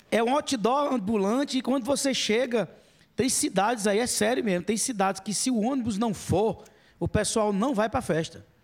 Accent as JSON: {"language": "Portuguese", "town": "Serra Talhada", "region": "Pernambuco", "country": "Brazil", "tie": "born or raised there", "said": "Cresci em Serra Talhada"}